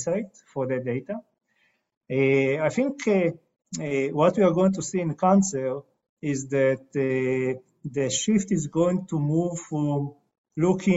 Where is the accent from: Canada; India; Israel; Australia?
Israel; I'm coming from Israel.